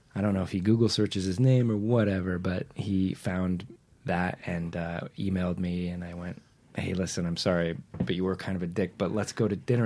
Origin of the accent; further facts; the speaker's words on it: Whittier, California, United States; I grew up in Nixon's hometown